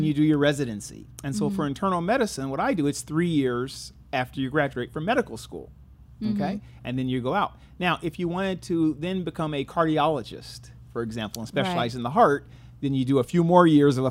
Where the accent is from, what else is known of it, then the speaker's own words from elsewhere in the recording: San Jose, California, United States; I'm from the Bay Area, San Francisco Bay Area, from San Jose